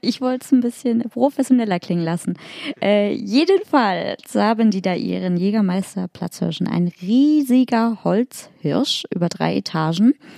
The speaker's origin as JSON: {"language": "German", "region": "Hamburg", "country": "Germany", "tie": "born or raised there", "moved": "yes", "said": "in meiner alten Heimat Hamburg"}